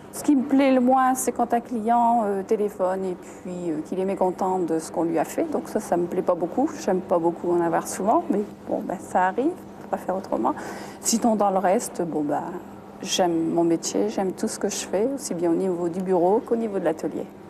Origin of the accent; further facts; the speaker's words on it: Avelin, Hauts-de-France, France; je suis née à Avelin, j'ai toute ma jeunesse à Avelin